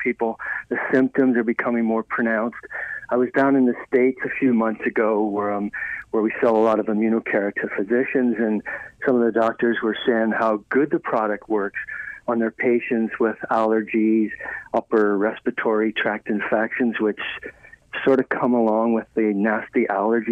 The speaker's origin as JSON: {"language": "English", "country": "Ireland", "tie": "born or raised there", "moved": "yes", "said": "I was raised in Ireland"}